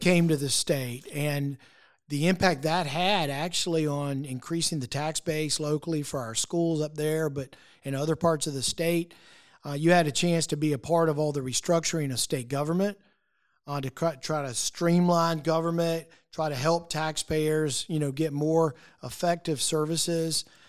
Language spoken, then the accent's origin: English; Lexington, South Carolina, United States; I'm a product of our public schools here in South Carolina growing up in Lexington School District Two, right across the river.